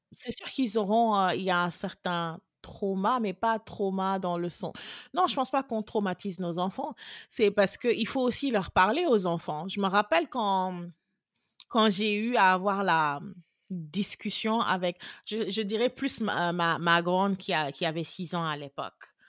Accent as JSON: {"language": "French", "country": "Senegal", "moved": "as an adult", "lives_now": "Austin, United States", "said": "Je suis sénégalaise. Je suis basée à Austin, euh, au Texas. Depuis, j'habite aux États-Unis depuis depuis 14 ans."}